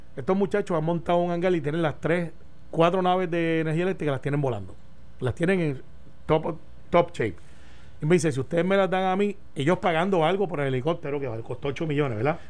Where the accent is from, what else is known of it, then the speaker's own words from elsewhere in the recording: Puerto Rico; como puertorriqueños